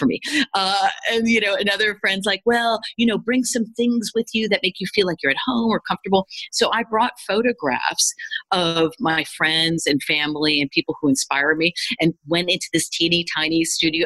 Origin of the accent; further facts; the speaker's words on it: United States; as a kid growing up in the United States